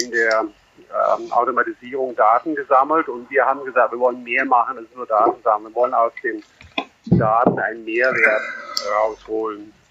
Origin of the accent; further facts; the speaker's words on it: Netherlands; German is a second language; now in Germany; Ich bin äh, Holländer, der in Deutschland wohnt seit langer Zeit, jetzt hier in der Nähe von München.